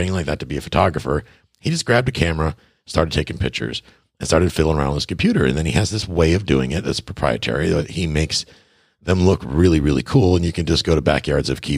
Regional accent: Buffalo, New York, United States; also born or lived in Tarpon Springs, Florida; now in Key West, United States; I'm from Buffalo, New York, originally

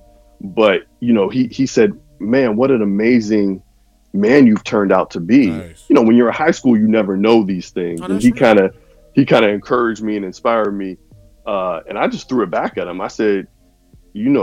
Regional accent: Pittsburgh, Pennsylvania, United States; I'm from Pittsburgh, born and raised, Pittsburgh, PA

